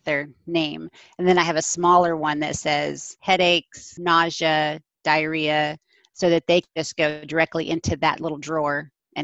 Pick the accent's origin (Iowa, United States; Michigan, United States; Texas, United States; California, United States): Texas, United States; I'm from Texas.